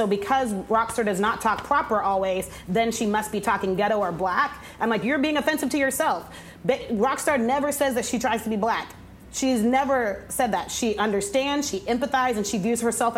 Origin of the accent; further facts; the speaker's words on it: Texas, United States; Literally, I'm a Texan. I'm very much identified with being from Texas. I love the state, but Lord, these people they find from my home state